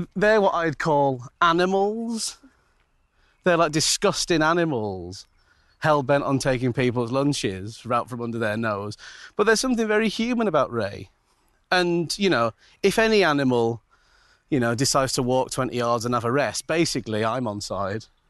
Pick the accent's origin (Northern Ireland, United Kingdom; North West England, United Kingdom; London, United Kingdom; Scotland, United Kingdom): North West England, United Kingdom; Manchester; I'm from Manchester